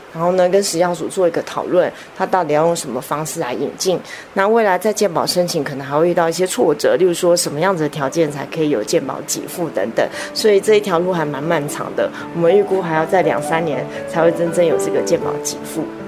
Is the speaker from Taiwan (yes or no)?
yes; Taiwan; 我们台湾这边